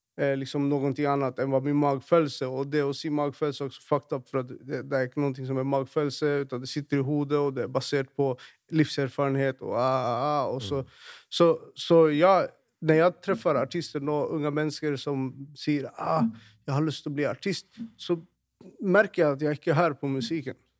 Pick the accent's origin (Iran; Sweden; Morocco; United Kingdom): Sweden; Stockholm, Stockholm County; now in Norway; jeg vokste opp i, i, i Rinkeby